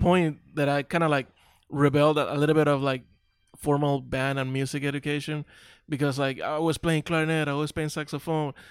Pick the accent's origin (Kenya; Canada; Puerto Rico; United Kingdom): Puerto Rico; Carolina; moved away as an adult; also born or lived in Long Beach; now in Dallas, United States; we grew up in Carolina